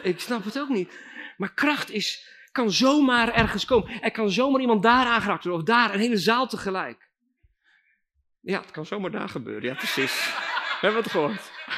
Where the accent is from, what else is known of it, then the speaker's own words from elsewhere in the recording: Belgium; also born or lived in Friesland, Netherlands; now in Netherlands; ik ben opgegroeid in België en toen riep God ons naar Friesland